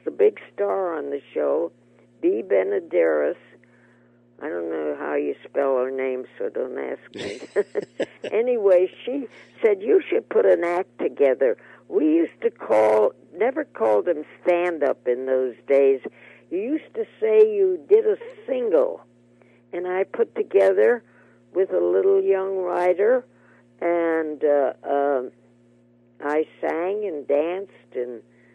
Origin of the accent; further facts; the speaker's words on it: Oakland, California, United States; moved away as an adult; also born or lived in New York; I grew up in Oakland